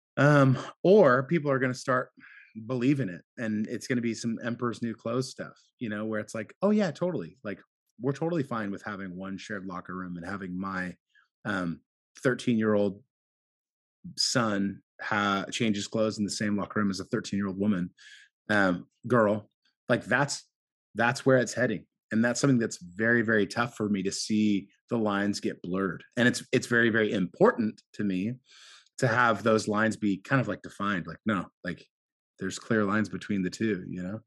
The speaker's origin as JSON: {"language": "English", "town": "Portland", "region": "Oregon", "country": "United States", "tie": "born or raised there", "said": "I grew up here in Portland"}